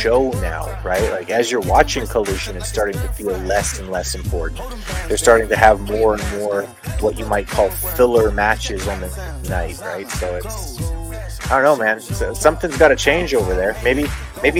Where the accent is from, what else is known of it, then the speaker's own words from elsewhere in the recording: Montreal, Quebec, Canada; my hometown hockey town